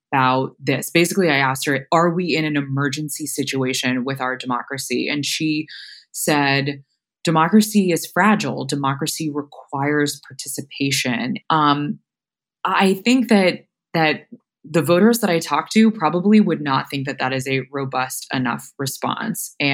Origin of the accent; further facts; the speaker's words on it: Florida, United States; my home state of Florida